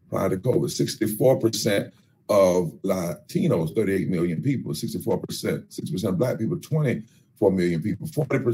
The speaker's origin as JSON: {"language": "English", "region": "North Carolina", "country": "United States", "tie": "born or raised there", "said": "I come from North Carolina, where my father worked in Warren County"}